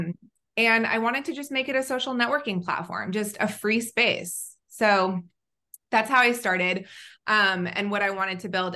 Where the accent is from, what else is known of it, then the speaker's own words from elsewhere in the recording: Southern California, United States; also born or lived in Israel / North Carolina; I grew up in Southern California where I'm back